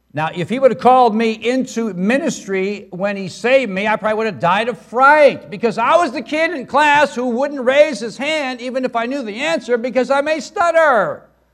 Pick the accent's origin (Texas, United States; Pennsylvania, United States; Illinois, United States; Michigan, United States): Illinois, United States; Brookfield; moved away; I'm from Brookfield, Illinois, a western suburb of Chicago.